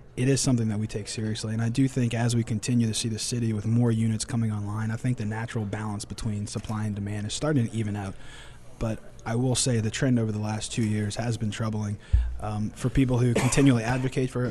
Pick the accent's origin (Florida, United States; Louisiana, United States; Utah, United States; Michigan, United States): Louisiana, United States; New Orleans; I'm from New Orleans, born and raised here